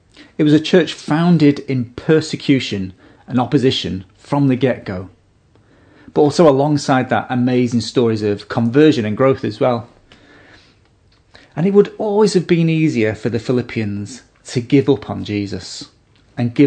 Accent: United Kingdom; now in Australia; I'm a naturalised citizen of Australia, and here's my certificate to prove it. I'm also a British citizen

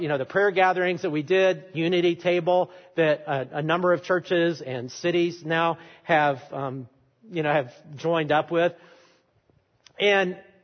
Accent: Alabama, United States; I am from Alabama

